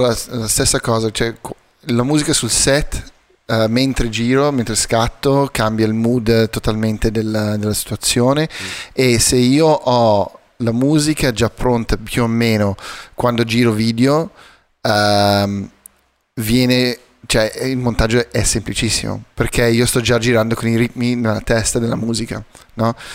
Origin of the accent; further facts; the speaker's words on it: South Africa; moved away; crescendo in Sudafrica